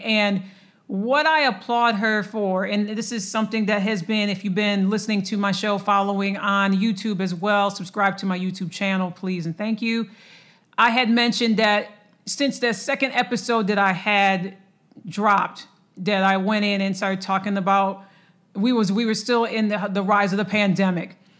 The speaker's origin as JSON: {"language": "English", "town": "Lansing", "region": "Michigan", "country": "United States", "tie": "born or raised there", "moved": "yes", "lives_now": "Dallas, United States", "said": "my hometown of Lansing, Michigan"}